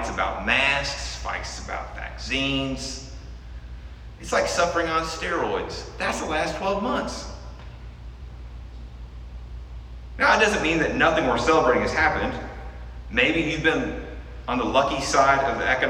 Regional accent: United States; by virtue of being an American

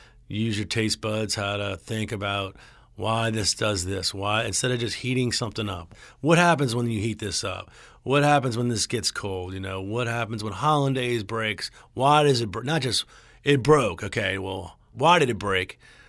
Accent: Metairie, Louisiana, United States; I grew up in Metairie, went to Jesuit, went to LSU, went to culinary school out of Johnson & Wales, and moved back home.

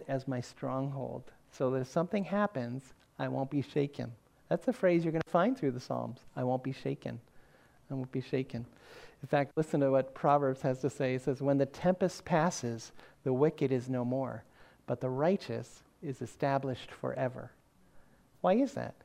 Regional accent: the North, United States; moved away; also born or lived in the South; growing up in the North, where everybody had a basement

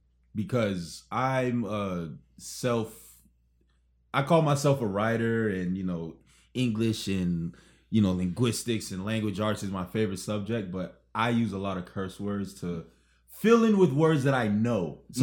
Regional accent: Miami, Florida, United States; Growing up in Miami

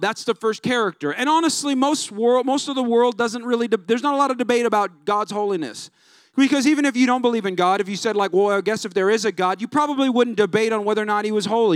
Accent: California, United States; now in San Antonio, United States; I'm not even from here. I'm from California

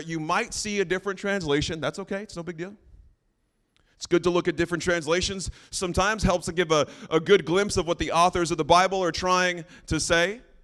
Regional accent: New Mexico, United States; moved away; that's where I'm originally from, New Mexico

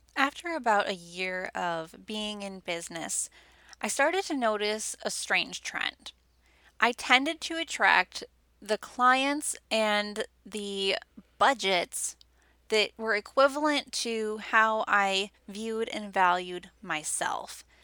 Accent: Wisconsin, United States; I was basically born and raised in Wisconsin.

